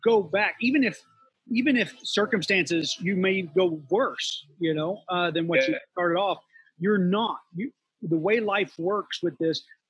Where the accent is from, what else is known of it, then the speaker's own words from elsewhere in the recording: West Virginia, United States; now in Florida, United States; I grew up in West Virginia